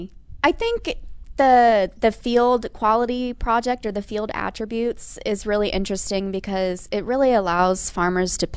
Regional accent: McDonough, Georgia, United States; moved away as an adult; now in Indiana, United States; I'm from McDonough, Georgia, originally.

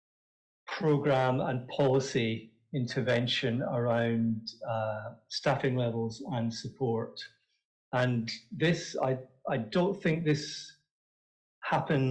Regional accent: Scotland, United Kingdom; accent: Scottish; my gorgeous Scottish accent

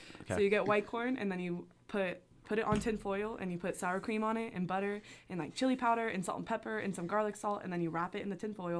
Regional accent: California, United States; I am from a very small town on the outskirts of the Bay Area in California.

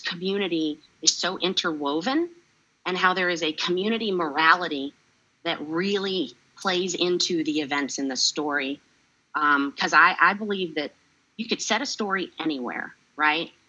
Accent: North Carolina, United States; growing up in North Carolina and having all the experiences of a child from the South

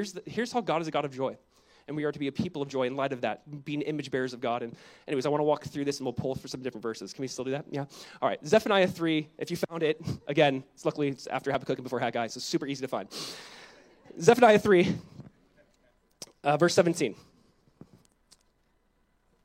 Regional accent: Southern California, United States; my wife and I, growing up in Southern California, we went to one church our whole life. It's Calvary Chapel, Costa Mesa

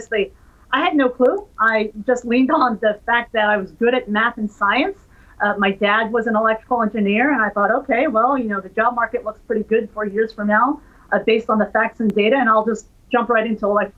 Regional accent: New Jersey, United States; also born or lived in Midwest; I grew up in a very sort of suburban, middle-class environment in New Jersey. I was born in the Midwest, but we moved to New Jersey relatively early in my childhood

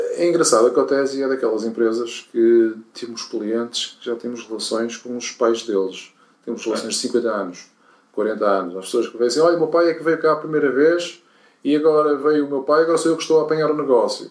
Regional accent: Portugal; nós como portugueses

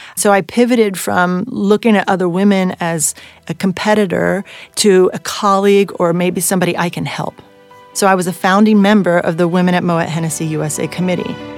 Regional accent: Bordeaux, Nouvelle-Aquitaine, France; moved away as an adult; now in United States; I am half French and I am half American. I grew up in Bordeaux

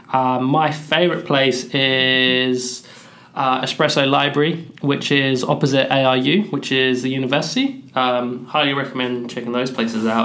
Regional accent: Cambridge, East of England, United Kingdom; now in Australia; I'm from Cambridge, the ends. Big up Cambridge.

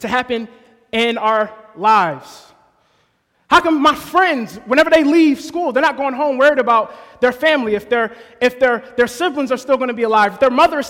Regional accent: New Jersey, United States; I was born and raised in New Jersey

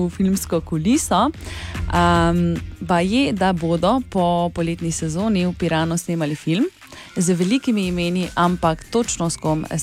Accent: Oplotnica, Drava, Slovenia; prihajam iz Oplotnice, mi pa rečemo, štorkla je iz gnezda vrgla tri mladiče.

